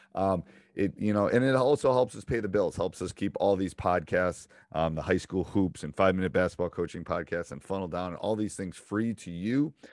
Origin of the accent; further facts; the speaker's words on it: Upper Peninsula, Michigan, United States; accent: Midwestern, Yooper; I got a little bit of that U P -er thing going on, too